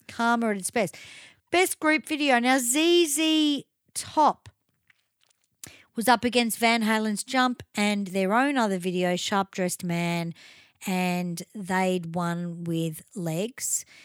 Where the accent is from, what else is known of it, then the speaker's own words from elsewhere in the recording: Melbourne, Victoria, Australia; I grew up in Chadstone